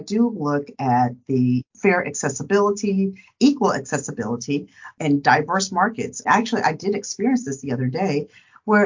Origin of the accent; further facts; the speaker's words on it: Dallas, Texas, United States; I hail from Dallas, Texas